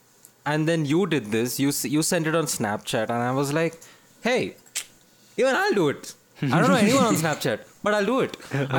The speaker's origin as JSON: {"language": "English", "town": "Bangalore", "region": "Karnataka", "country": "India", "tie": "born or raised there", "also_born_or_lived": "Chennai", "moved": "as an adult", "said": "I'm leaving Bangalore. This is my hometown. Not technically, but this is where I've grown up. And this is my place."}